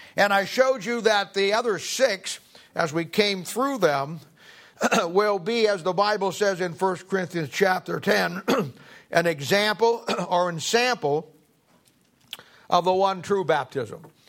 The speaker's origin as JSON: {"language": "English", "town": "Kansas City", "region": "Missouri", "country": "United States", "said": "I'm from Kansas City"}